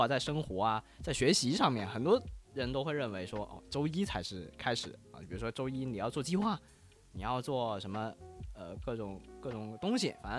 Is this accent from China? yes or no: yes; Guangdong, China; 这可能我们广东人用的比较多一点的这个礼拜一